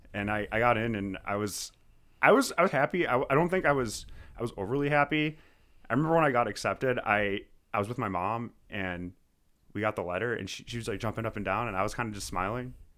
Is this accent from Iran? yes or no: no; Amherst, New York, United States; also born or lived in Buffalo, New York; I was born in Amherst, New York. I've been living and working in the Buffalo area for, for quite a while now